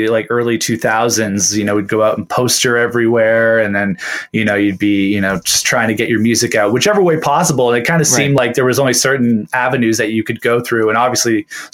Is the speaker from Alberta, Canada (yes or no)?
no; Hamilton, Ontario, Canada; I'm a born and bred Hamiltonian. I've lived here my whole life